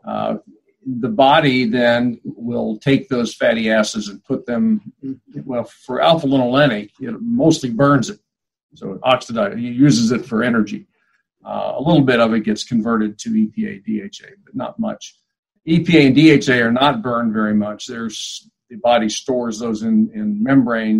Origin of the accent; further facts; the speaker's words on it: Kansas City, United States; moved away as an adult; also born or lived in Portland; now in South Dakota, United States; eventually moved to Kansas City, which is where my hometown.